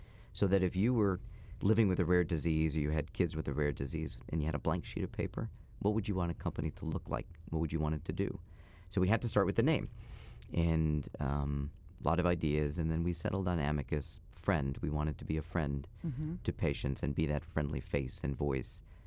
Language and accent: English; New Jersey, United States; my dad was a cop growing up in North Jersey